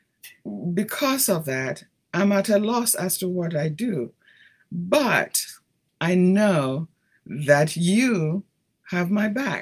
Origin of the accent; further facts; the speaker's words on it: Ghana; moved away as an adult; also born or lived in Italy / Brazil; now in United States; growing up in Ghana